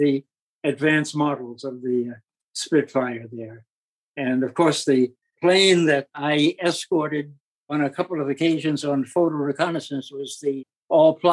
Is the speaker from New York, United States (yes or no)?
yes; New York City, New York, United States; I went back to my hometown, New York City, and decided to go back to school